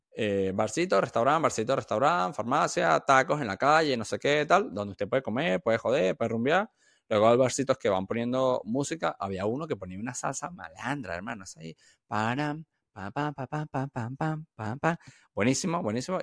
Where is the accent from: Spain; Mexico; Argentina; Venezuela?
Venezuela; yo no soy de aquí, yo soy de Venezuela